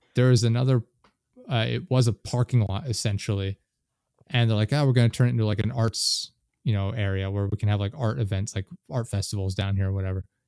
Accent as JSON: {"language": "English", "region": "North Carolina", "country": "United States", "tie": "born or raised there", "also_born_or_lived": "central Pennsylvania", "moved": "yes", "lives_now": "Pennsylvania, United States", "said": "I spent a lot of time growing up in North Carolina, but we live in central Pennsylvania right now"}